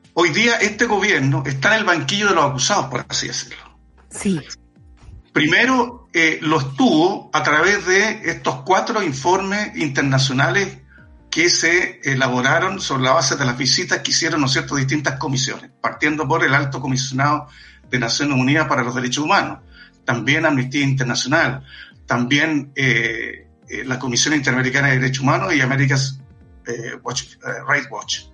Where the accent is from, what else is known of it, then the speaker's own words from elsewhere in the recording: Chile; nosotros como chilenos y chilenas